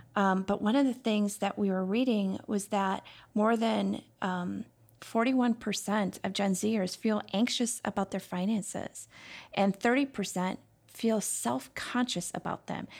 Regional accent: Chicago, Illinois, United States; now in Minnesota, United States; I grew up in Chicago

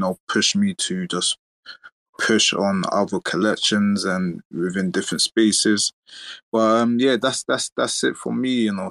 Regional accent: London, United Kingdom; I'm from London.

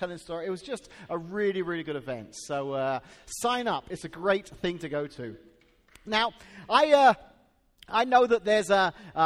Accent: England, United Kingdom; now in Washington, Illinois, United States; I can remember growing up in England when I was 12 years old and starting middle school

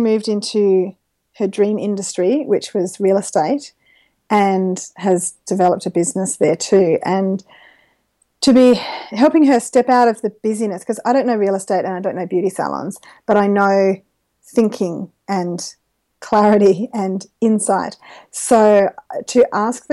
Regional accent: Gilgandra, New South Wales, Australia; also born or lived in Dubbo; grew up in country New South Wales with a family of connectors while I'm on that subject. My parents have a farm at Gilgandra, and so I've always lived in the region

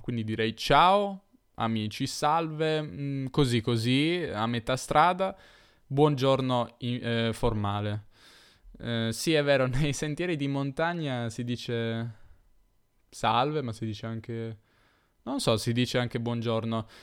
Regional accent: Turin, Piedmont, Italy; io sono torinese

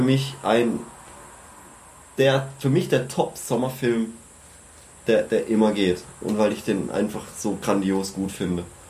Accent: Freiburg region, Baden-Württemberg, Germany; ich komme aus der Freiburger Region

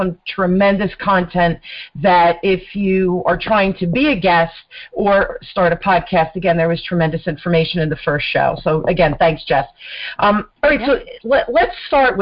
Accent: New Jersey, United States; accent: mid-Atlantic; New Jersey, born and raised. I'm a Jersey girl.

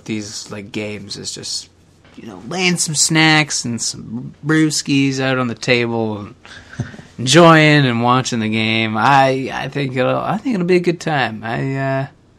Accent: Canada; our national sport, our official national sport

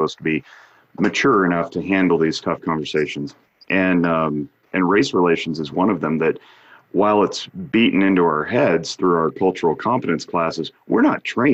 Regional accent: Reno, Nevada, United States; As a white man born and raised in Reno

